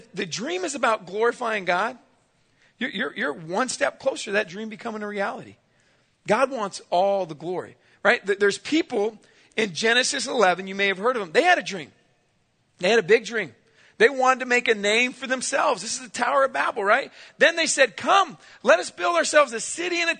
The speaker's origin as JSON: {"language": "English", "town": "San Diego", "region": "California", "country": "United States", "tie": "born or raised there", "said": "I grew up in San Diego, California."}